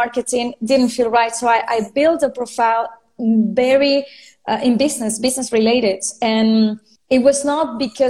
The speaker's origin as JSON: {"language": "English", "country": "Venezuela", "also_born_or_lived": "France", "first_language": "Spanish", "second_language": "English", "moved": "yes", "lives_now": "Spain", "said": "I'm from Venezuela. I lived in France. Now I'm living in Spain."}